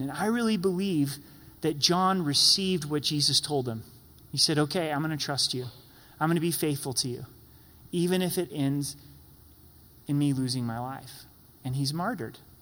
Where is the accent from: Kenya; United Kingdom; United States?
United States; as American Christians